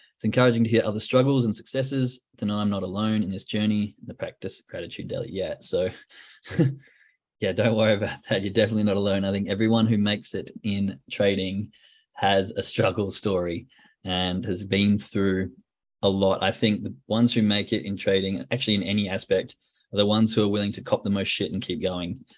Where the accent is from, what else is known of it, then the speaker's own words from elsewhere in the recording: Australia; now in Germany; I'm from Australia